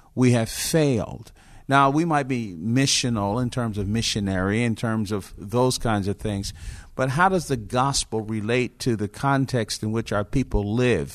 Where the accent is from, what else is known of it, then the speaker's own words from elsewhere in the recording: Newark, New Jersey, United States; now in Roswell, United States; I was born and raised in Newark, New Jersey in the fifties